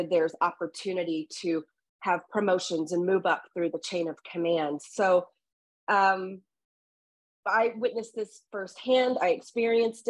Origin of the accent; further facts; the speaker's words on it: Southeast Texas, United States; I grew up in Southeast Texas here in the US and on the Gulf Coast of Mexico, or the coast of the Gulf of Mexico